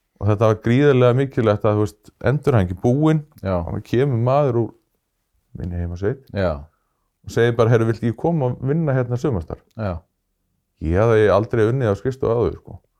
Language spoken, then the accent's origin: Icelandic; Kristnes, Northeastern Region, Iceland; moved away; Þannig ég hef komist aftur í mína heimasveit